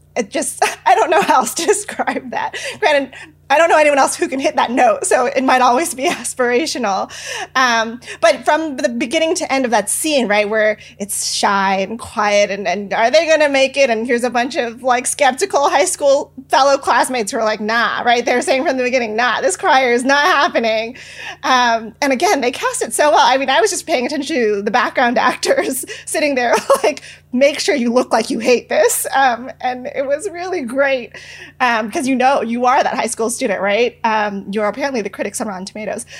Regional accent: San Francisco, California, United States; I was born and raised in San Francisco

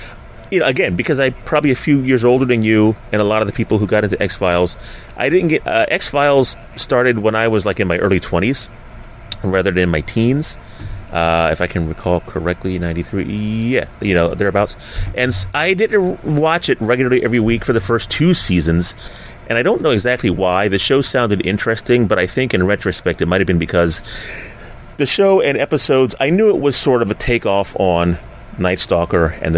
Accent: New Jersey, United States; also born or lived in Philadelphia; the Jersey Devil, which I thought was a fascinating one coming from this area growing up in South Jersey in Philadelphia.

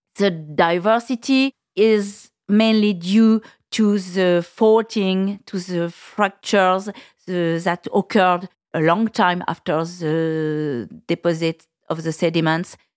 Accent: Burgundy, Bourgogne-Franche-Comté, France; English is a second language; I was born in Burgundy and I, uh, spent all my years there

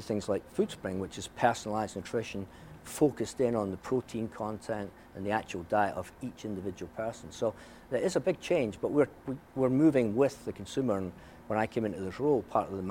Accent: Scotland, United Kingdom; growing up in Scotland

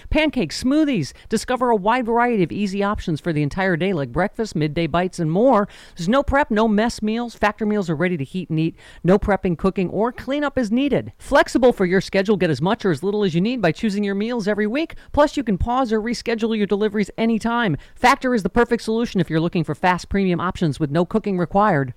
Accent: Buffalo, New York, United States; also born or lived in Maryland; I grew up in Buffalo

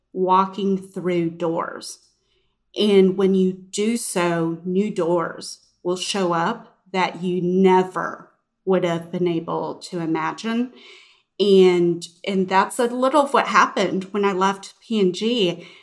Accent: Houston, Texas, United States; moved away as an adult; I grew up in Houston

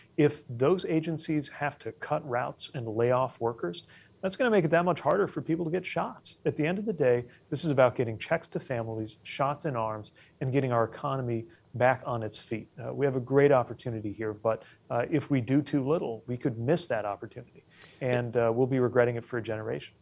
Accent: Indiana, United States; moved away; back home in Indiana

